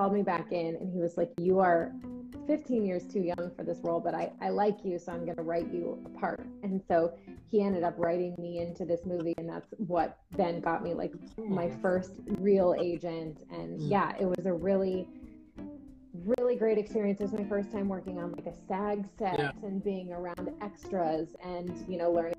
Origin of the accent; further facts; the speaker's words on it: Orlando, Florida, United States; also born or lived in Atlanta, Georgia; I'm from Orlando, Florida, and well, I was born in Atlanta, then my family moved to Orlando